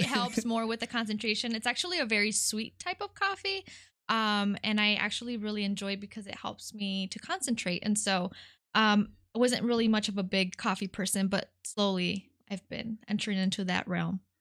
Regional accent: Detroit, Michigan, United States; first language Spanish; English is a second language; also born or lived in California / Mexico; I was born in California, um, and I lived there until I was eight. Uh, my parents are immigrants from Mexico, um, and so we moved to Detroit when I was eight

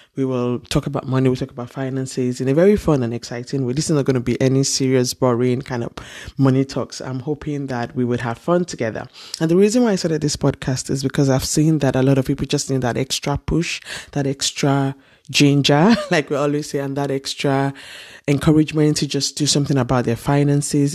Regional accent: Ile-Ife, Osun, Nigeria; Growing up in Nigeria, in Ile Ife, to be precise

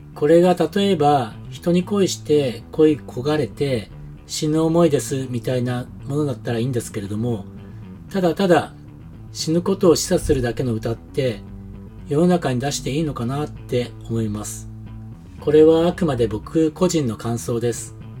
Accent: Japan; moved away as an adult; now in New Zealand; 日本で生まれ育った僕

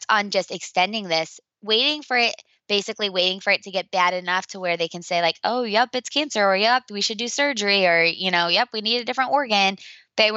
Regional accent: Indiana, United States; my hometown of Indiana

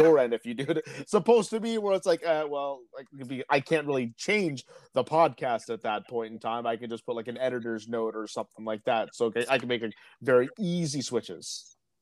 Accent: Peterborough, Ontario, Canada; my hometown of Peterborough

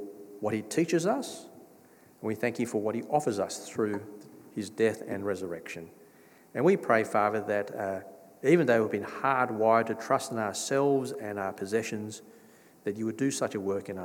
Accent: Australia; I grew up in Australia.

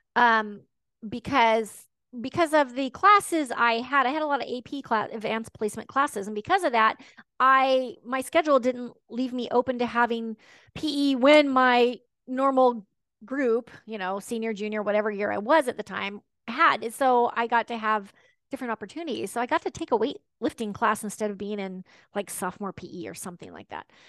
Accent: Washington, United States; also born or lived in Texas; I was born in the South. Um, my mom married a Northerner, and we came back and forth between Texas and Washington a couple of times

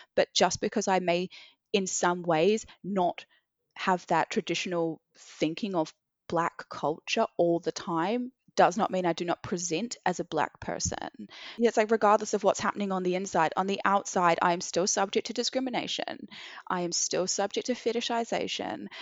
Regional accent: Christchurch, Canterbury, New Zealand; moved away as an adult; also born or lived in Sydney, Australia; now in London, United Kingdom; growing up in Christchurch, you know, my sister and I grew up in an all white family

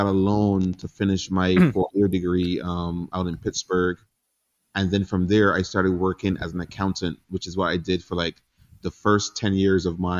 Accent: Barbados; moved away as an adult; now in United States; I grew up in Barbados, kind of in poverty

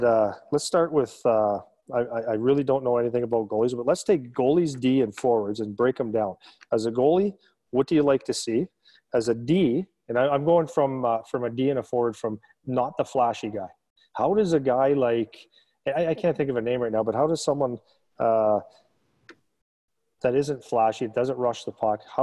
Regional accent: Sudbury, Ontario, Canada; I come from Sudbury

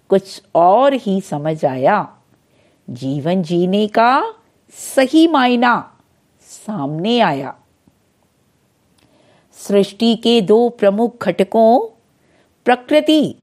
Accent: Delhi, India; दिल्ली से हूँ

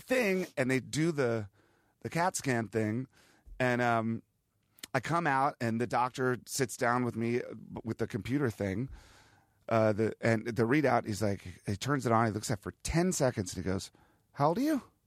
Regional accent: Virginia, United States; also born or lived in Ohio / Washington, D.C.; when I was a kid growing up in Virginia

